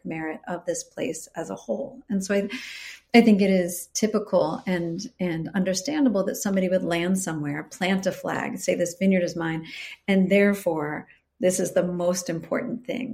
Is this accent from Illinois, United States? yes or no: yes; Chicago, Illinois, United States; also born or lived in California; now in Willamette Valley, Oregon, United States; I'm originally from Chicago